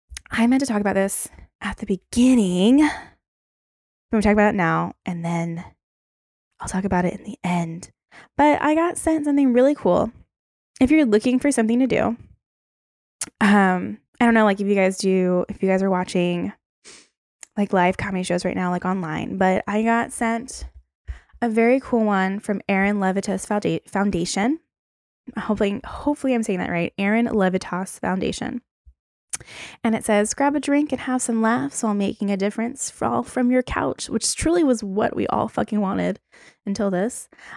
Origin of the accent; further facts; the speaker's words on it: Baltimore, Maryland, United States; I'm from Baltimore, and that's where I was.